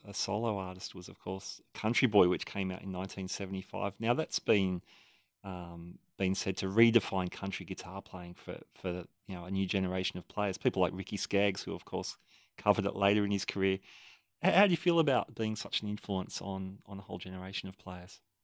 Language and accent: English; Sydney, New South Wales, Australia; my hometown of Sydney, Australia